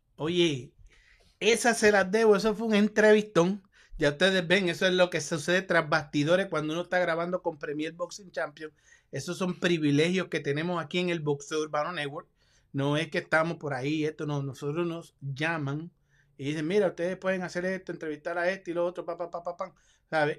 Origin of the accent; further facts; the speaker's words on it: Puerto Rico; yo soy boricua